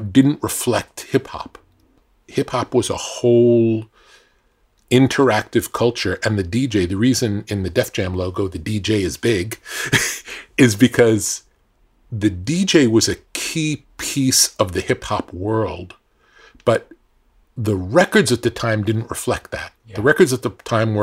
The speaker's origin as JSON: {"language": "English", "region": "New York", "country": "United States", "tie": "born or raised there", "said": "growing up in New York"}